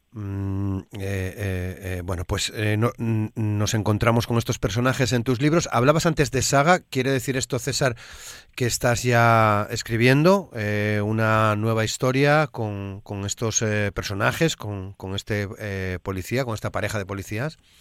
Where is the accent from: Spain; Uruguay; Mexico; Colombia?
Spain; Asturias